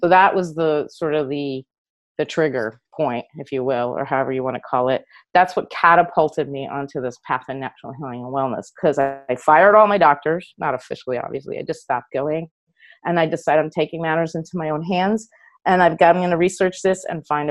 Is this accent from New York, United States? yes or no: yes; New York City, New York, United States; moved away as an adult; now in California, United States; I grew up in New York City, and I moved to California in the late 80s